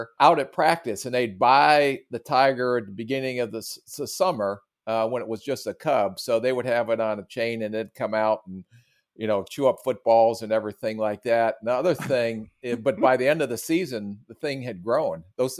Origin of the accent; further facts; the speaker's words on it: Canton, Ohio, United States; And we grew up in Canton, Ohio. My dad was a high school football coach.